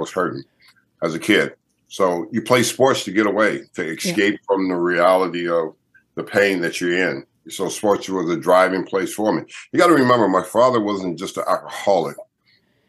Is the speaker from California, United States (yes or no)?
yes; Los Angeles, California, United States; I grew up in Southern California, Los Angeles, California. So I'm a California guy